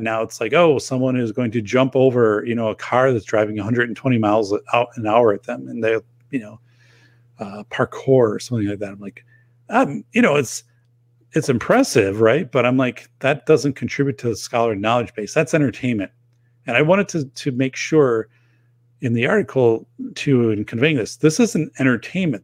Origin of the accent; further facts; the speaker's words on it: outside of Madison, Wisconsin, United States; outside of Madison